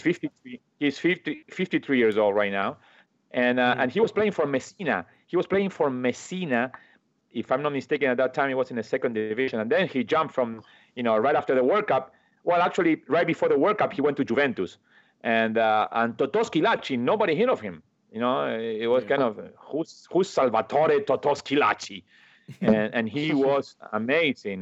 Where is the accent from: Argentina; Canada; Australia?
Argentina; English is a second language; moved away as an adult; also born or lived in Hoboken, New Jersey; now in United States; when I moved from Argentina